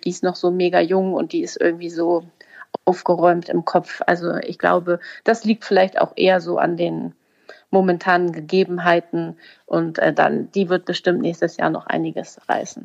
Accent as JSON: {"language": "German", "region": "Hamburg", "country": "Germany", "said": "als Hamburger"}